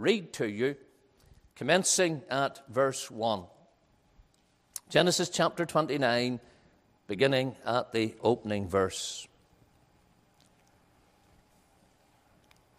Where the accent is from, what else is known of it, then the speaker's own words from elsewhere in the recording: Ballymena, Northern Ireland, United Kingdom; I'm from Ballymena, which is known as a town that where people love money